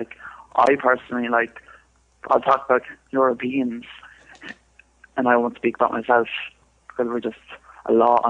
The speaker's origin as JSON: {"language": "English", "region": "London", "country": "United Kingdom", "tie": "born there", "said": "I've been to London. I was born in London."}